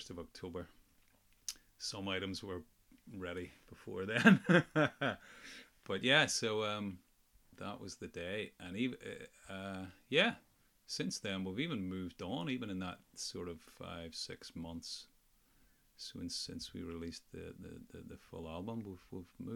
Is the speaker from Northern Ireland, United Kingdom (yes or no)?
yes; Ulster, Northern Ireland, United Kingdom; accent: Ulster (implied)